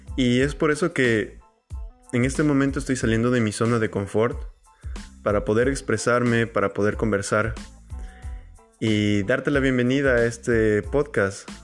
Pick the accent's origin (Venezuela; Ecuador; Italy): Ecuador; moved away as an adult; yo soy ecuatoriano, eh, estoy en este momento fuera de mi país